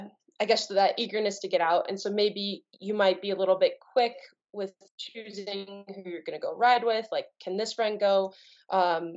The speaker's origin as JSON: {"language": "English", "town": "Telluride", "region": "Colorado", "country": "United States", "tie": "born or raised there", "also_born_or_lived": "Bayfield, Colorado", "said": "I was born and raised nearby. I told you I grew up in Telluride and outside of Durango in a little town called Bayfield."}